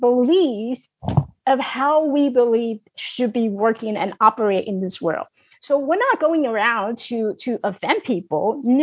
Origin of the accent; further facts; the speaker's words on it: China; accent: Chinglish; English is a second language; I speak with the Chinglish. So just deal with it, right? I speak with Chinglish.